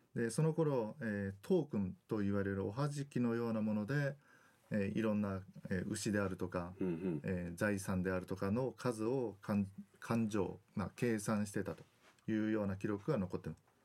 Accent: Kitakyushu, Fukuoka, Japan; moved away as an adult; also born or lived in Osaka; now in Okinawa, Japan; 私は福岡県の北九州市の出身でで高校までは北九州におりました

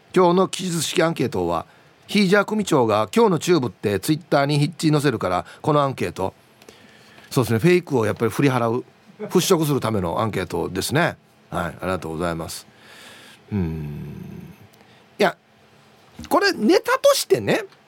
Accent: Uruma, Okinawa, Japan; 地元ですよまさに あの近くに僕が卒業した小学校も中学校もある

